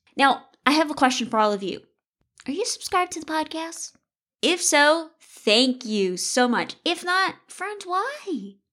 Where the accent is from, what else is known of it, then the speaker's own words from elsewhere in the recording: the South, United States; now in Iowa, United States; I grew up in the South